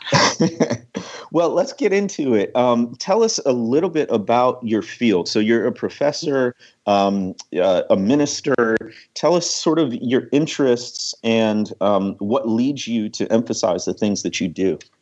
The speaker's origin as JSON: {"language": "English", "town": "Waukegan", "region": "Illinois", "country": "United States", "moved": "yes", "said": "I'm from the Chicago area, Waukegan, Illinois"}